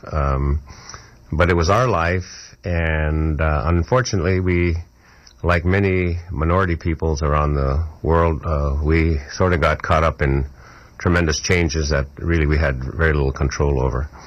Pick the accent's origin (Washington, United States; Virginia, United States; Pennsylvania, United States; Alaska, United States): Alaska, United States; Kotzebue; my hometown of, called Kotzebue